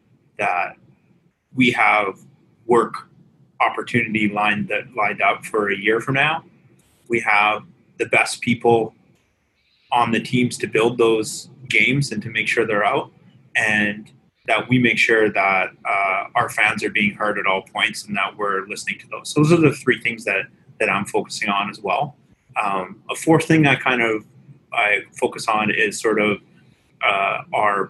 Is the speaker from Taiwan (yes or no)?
no; Vancouver, British Columbia, Canada; I'm from Vancouver